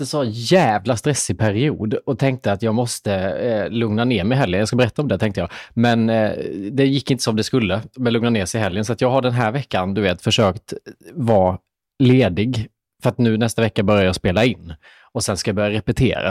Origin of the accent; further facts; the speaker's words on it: Småland, Sweden; accent: Småländska; min småländska